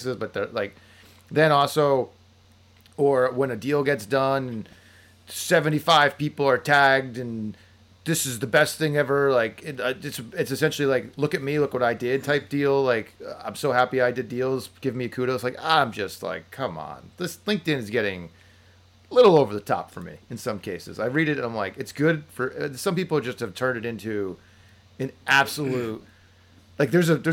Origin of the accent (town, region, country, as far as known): New Jersey, United States; moved away